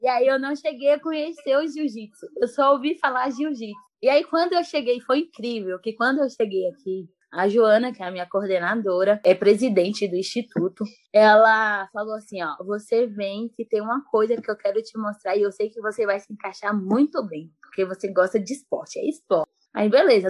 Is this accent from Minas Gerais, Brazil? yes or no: no; Mucuri, Bahia, Brazil; moved away as an adult; now in São Paulo, Brazil; Nascida, como diz o bom baiano, nascida e mal criada dentro de Mucuri